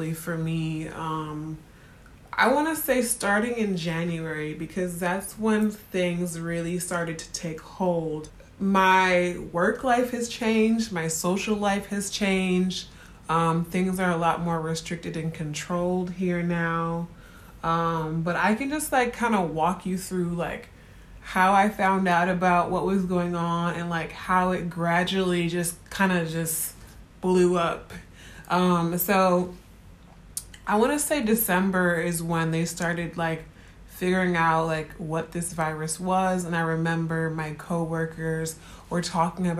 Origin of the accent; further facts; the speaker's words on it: Chicago, Illinois, United States; moved away as an adult; also born or lived in Spain / South Korea; now in Shanghai, China; I'm originally from Chicago